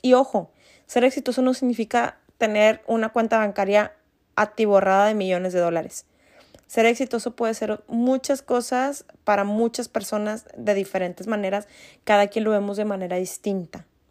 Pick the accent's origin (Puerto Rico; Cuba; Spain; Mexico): Mexico; nosotros como mexicanos